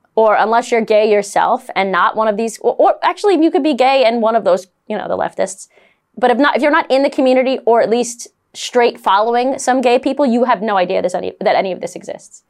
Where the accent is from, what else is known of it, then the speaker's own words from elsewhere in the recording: New York City, New York, United States; I'm a Brooklyn girl. I'm from New York, I'm Italian